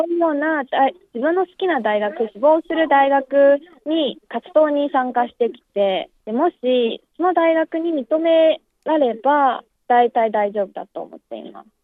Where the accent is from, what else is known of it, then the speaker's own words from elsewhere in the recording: Jinan, Shandong, China; Japanese is a second language; moved away as an adult; now in Beijing, China; 出身は済南市ですね山東省の済南市です